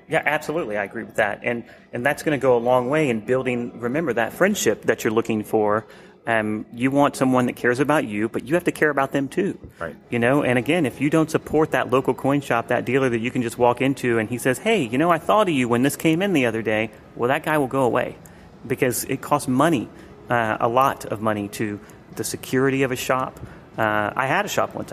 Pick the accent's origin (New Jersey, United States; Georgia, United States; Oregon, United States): Georgia, United States; Atlanta; I grew up in the Atlanta area